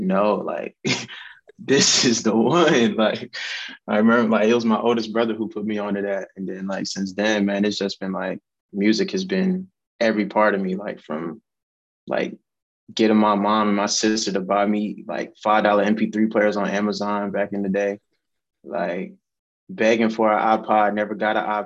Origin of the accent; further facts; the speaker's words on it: Columbia, South Carolina, United States; also born or lived in Denver, Colorado / Augusta, Georgia; I was born in Denver, Colorado, but moved down to South Carolina in 01. So I'm South Carolina, man. That's where I'm from. Columbia, South Carolina, to be exact